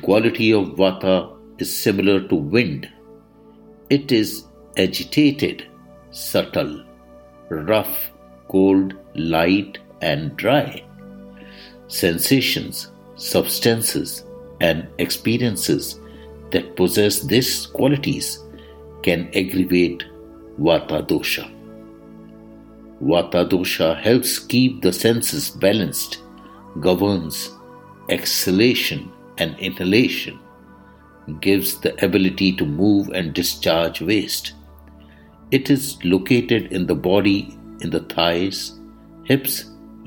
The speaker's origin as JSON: {"language": "English", "country": "India", "said": "I am the Indian monk"}